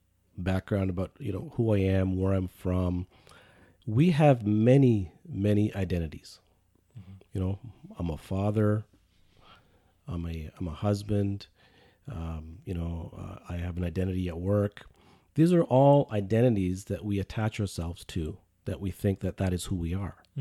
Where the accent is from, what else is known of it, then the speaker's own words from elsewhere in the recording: Canada; spending most of my life here, I would say I'm more Canadian